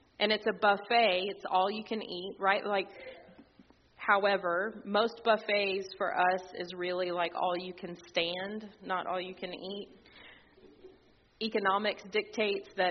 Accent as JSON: {"language": "English", "region": "Texas", "country": "United States", "said": "as a Texan"}